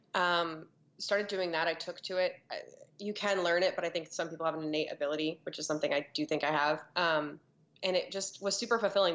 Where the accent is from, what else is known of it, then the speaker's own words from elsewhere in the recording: Florida, United States; growing up for me, it's a little cliché because of Florida